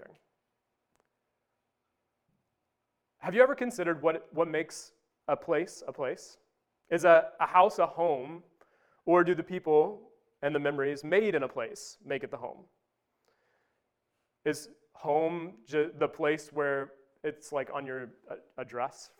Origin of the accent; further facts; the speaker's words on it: Wabash, Indiana, United States; moved away; I grew up in Wabash